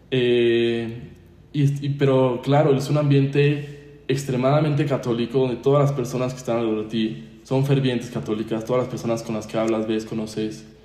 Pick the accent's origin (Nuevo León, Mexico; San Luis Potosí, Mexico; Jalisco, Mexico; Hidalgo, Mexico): San Luis Potosí, Mexico; yo soy mexicano, nacido en San Luis Potosí.